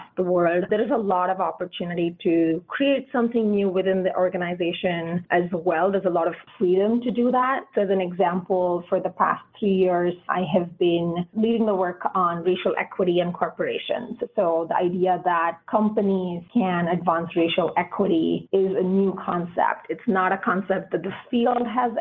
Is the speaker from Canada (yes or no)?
no; India; growing up in India